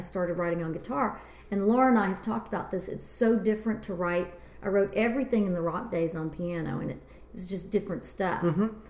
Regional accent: Shreveport, Louisiana, United States; now in Los Angeles, United States; I'm from Shreveport, Louisiana

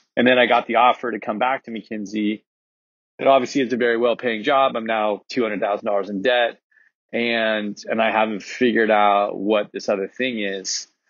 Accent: Laguna Niguel, California, United States; I grew up in Laguna Niguel

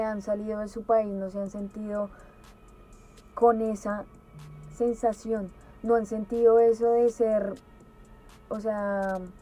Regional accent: Colombia; moved away; yo no vivo allá

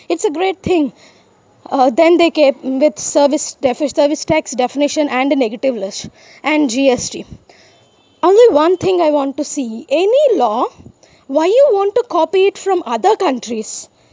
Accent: India

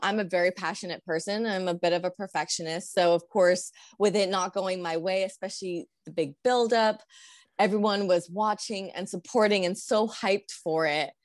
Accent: San Diego, California, United States; moved away as an adult; now in Albuquerque, United States; I grew up in SoCal

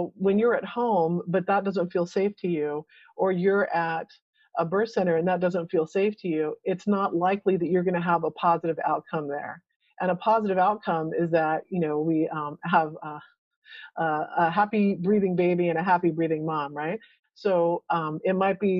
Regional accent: Texas, United States; we're from Texas, so we kind of talk slow.

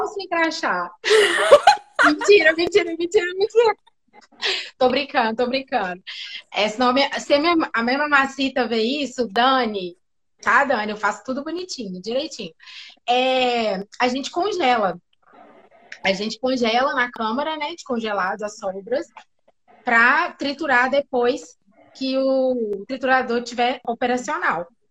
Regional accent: interior of Minas Gerais, Brazil; eu sou de Minas, né? Sou do interior de Minas

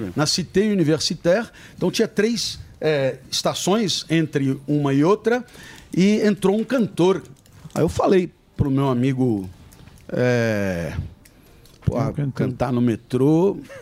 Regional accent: Brazil; moved away as an adult; also born or lived in France; sou brasileiro

